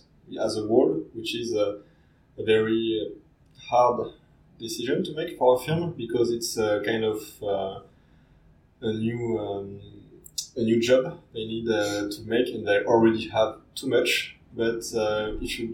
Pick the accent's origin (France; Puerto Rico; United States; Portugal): France; Cognac, Nouvelle-Aquitaine; I come from Cognac